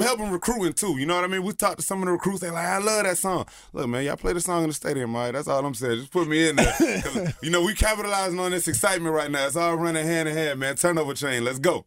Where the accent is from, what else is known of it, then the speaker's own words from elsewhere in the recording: Miami, Florida, United States; I'm from Miami